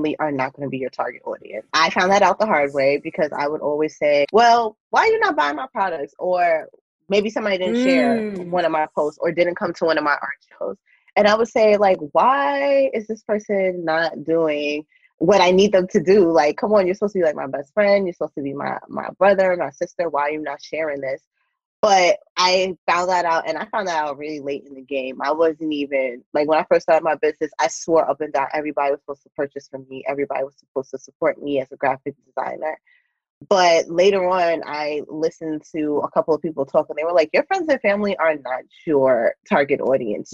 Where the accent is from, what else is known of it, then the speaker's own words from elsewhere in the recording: New York, United States; moved away as an adult; now in California, United States; I'm originally from New York, left everything in New York, left my job